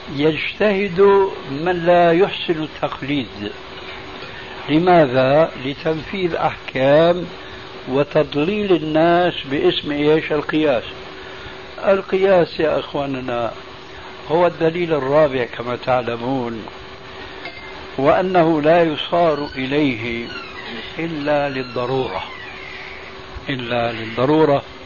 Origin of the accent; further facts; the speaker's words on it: Syria; عندنا في سوريا